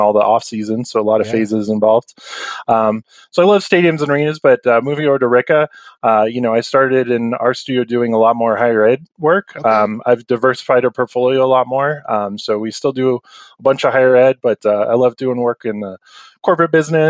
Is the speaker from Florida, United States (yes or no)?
yes; Florida, United States; moved away as an adult; also born or lived in Buffalo, New York / Maine / Denver, Colorado; I was born in Buffalo, New York, lived in Maine, Florida for a long time, graduated high school in Florida